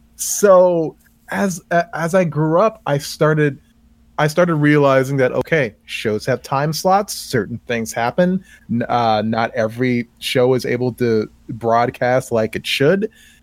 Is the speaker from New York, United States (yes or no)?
no; Maryland, United States; I'm from Maryland